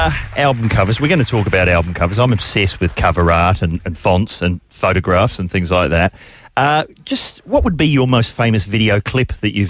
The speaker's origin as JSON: {"language": "English", "country": "New Zealand", "said": "I'm from New Zealand."}